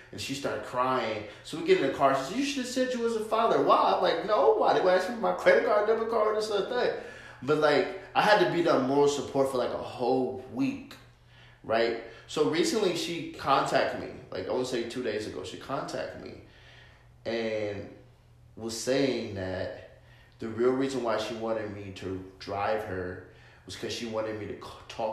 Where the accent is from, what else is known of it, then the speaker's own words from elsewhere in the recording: New York, United States; now in Arizona, United States; I'm from New York